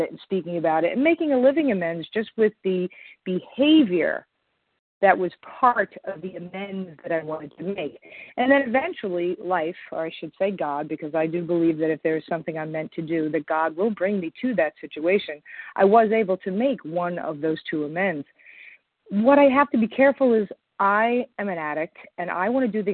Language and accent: English; Long Island, New York, United States; I'm from Long Island, New York